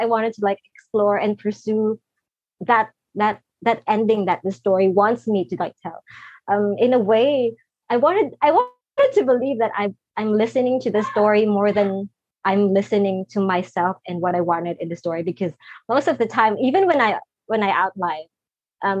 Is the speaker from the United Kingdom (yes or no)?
no; Philippines; I'm from the Philippines and I'm not in the US